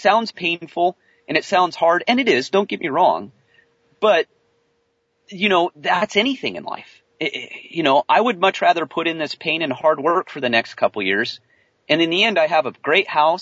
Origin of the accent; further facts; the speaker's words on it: California, United States; moved away; I'm a Californian man